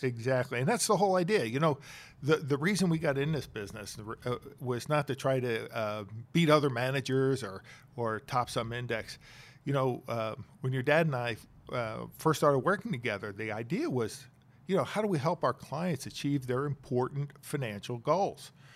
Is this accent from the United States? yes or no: yes; Bucks County, Pennsylvania, United States; also born or lived in Chester, Pennsylvania; I was born in Chester, Pennsylvania, raised in Bucks County